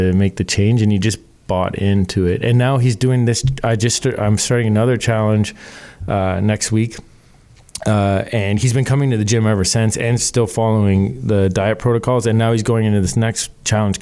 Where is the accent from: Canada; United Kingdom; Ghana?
Canada; we're Canadian.